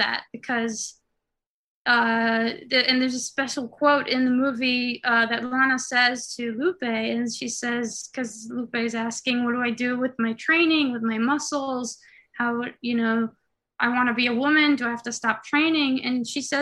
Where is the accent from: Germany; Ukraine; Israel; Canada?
Israel; moved away as an adult; also born or lived in New York, United States; now in Los Angeles, United States; I was born in New York, but when I was 8, my Israeli parents moved us back to Israel. So I was in Israel from 8 to 21